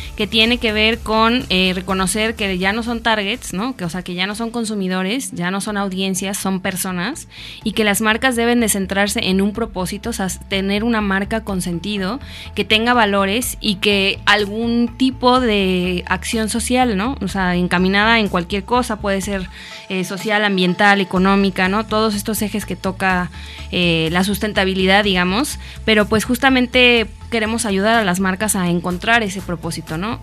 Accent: Mexico City, Mexico; moved away as an adult; now in Morelos, Mexico; yo vengo de la Ciudad de México, llevo cinco años viviendo ya aquí en Morelos

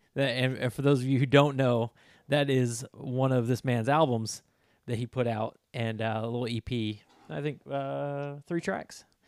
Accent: Florida, United States; I'm from Florida

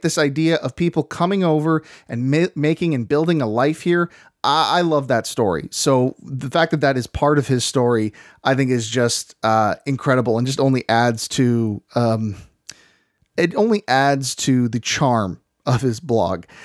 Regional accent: Canada; we are from the Great White North

